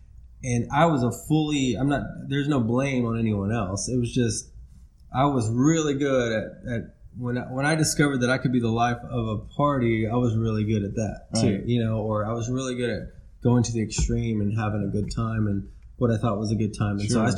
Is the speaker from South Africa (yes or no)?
yes; South Africa; born there; also born or lived in Mexico / United States; But we moved around a lot. I was born in South Africa. I lived in Mexico for a couple of years, and then in between all that, we moved in different parts of the States.